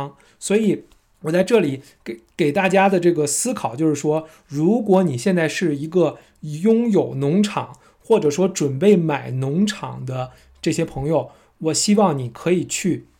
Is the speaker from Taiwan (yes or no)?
no; China; now in Auckland, New Zealand; 我们从国内来的朋友其实都知道。其实我们都是喜欢离地铁站近，